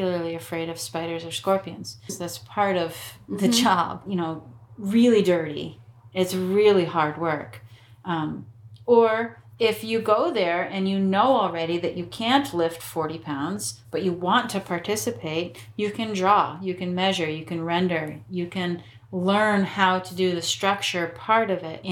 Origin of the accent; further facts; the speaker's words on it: United States; also born or lived in Vermont; I'm American, I have very little but some Italian